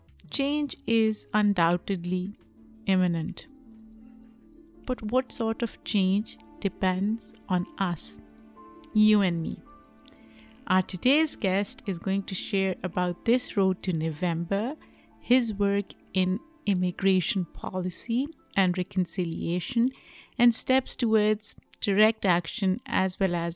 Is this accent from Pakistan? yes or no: yes; Pakistan; I am from Pakistan, so I get excited when I hear about other people.